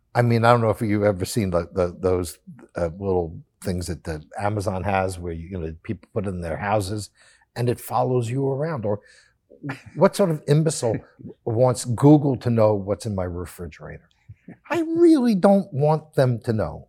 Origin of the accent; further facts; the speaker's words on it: United States; as an American